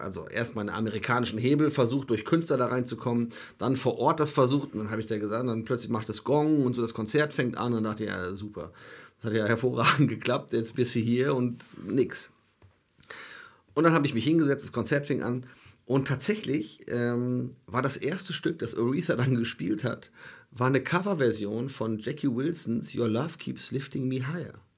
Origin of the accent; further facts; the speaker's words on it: Germany; ich komme aus Deutschland